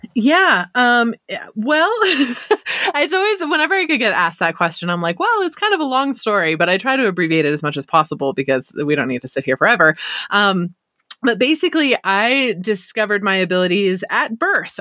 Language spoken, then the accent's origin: English; United States; I was born and raised in Lake Tahoe. I'm here still.